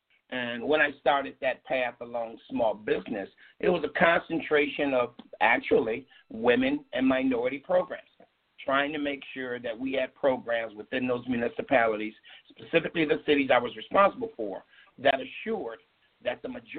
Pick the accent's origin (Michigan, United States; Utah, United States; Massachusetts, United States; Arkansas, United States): Michigan, United States; Pontiac; moved away as an adult; also born or lived in District of Columbia; now in Broward County, United States; I was back home in Michigan. I had just finished a stint as the Economic Development and Downtown Development Authority Director for my hometown, the city of Pontiac.